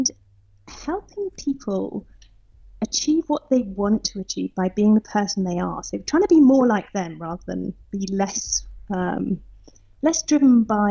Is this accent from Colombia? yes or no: no; south coast of England, United Kingdom; moved away as an adult; now in Potsdam, Germany; I think you can probably tell that I'm British. So I grew up on the south coast of England and moved out to Germany in 2006